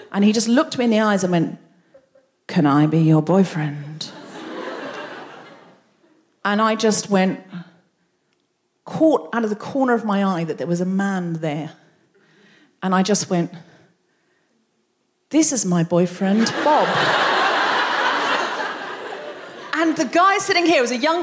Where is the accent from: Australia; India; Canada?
Australia; moved away as an adult; now in London, United Kingdom; being a young Australian woman from a beach town where people speak to each other